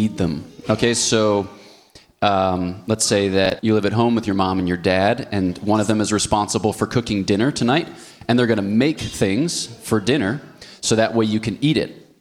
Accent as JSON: {"language": "English", "country": "United States", "tie": "born or raised there", "also_born_or_lived": "Ohio", "moved": "as an adult", "lives_now": "Switzerland", "said": "I was born between the cities of Philadelphia"}